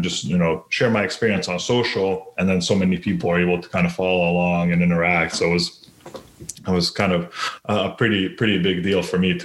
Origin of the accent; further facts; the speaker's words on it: North Carolina, United States; also born or lived in Sarajevo, Bosnia and Herzegovina; moved here when I was 9